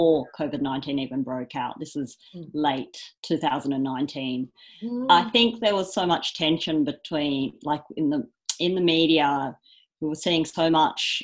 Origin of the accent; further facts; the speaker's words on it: Australia; I was born in Australia